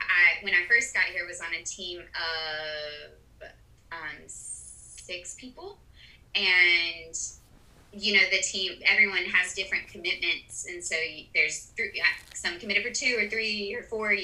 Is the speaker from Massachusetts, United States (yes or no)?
no; Auburn, Alabama, United States; moved away as an adult; now in Uruguay; I come from Auburn, Alabama